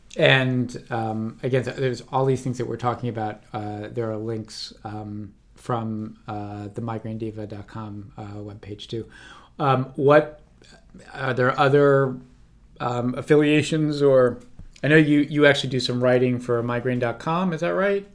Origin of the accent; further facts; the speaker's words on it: Washington, District of Columbia, United States; now in California, United States; outside of my hometown, uh, in D C, uh, on the East Coast